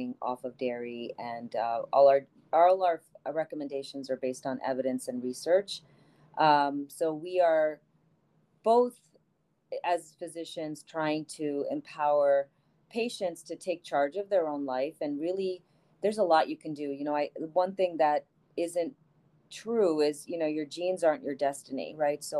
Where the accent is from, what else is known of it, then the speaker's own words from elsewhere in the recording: India; also born or lived in New Jersey / Boston / New York / Maryland; now in United States; I grew up in India